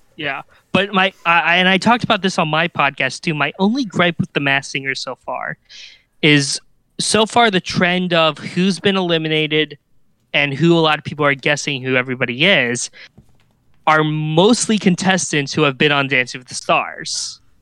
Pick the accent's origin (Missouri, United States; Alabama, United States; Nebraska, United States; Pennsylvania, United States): Missouri, United States; Kansas City; Worlds of Fun because, uh, that's my hometown park.